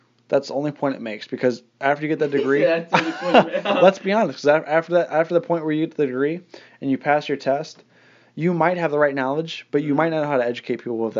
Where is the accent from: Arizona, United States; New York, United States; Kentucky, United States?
Arizona, United States; born or raised there